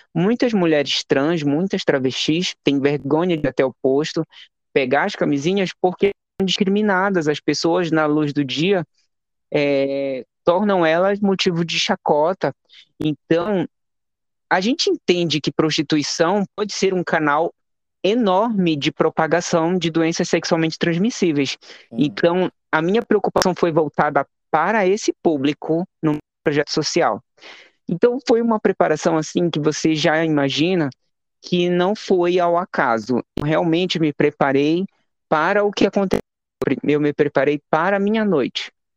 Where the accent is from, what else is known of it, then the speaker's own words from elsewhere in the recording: Macapá, Amapá, Brazil; Sou amapaense natural, nasci e me criei em Macapá, capital do Amapá